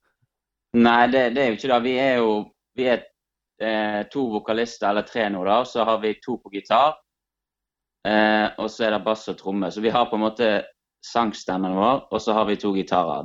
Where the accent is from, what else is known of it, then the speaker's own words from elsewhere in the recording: Bjørnafjorden municipality, Vestland, Norway; vi er fra Bjørnafjorden kommune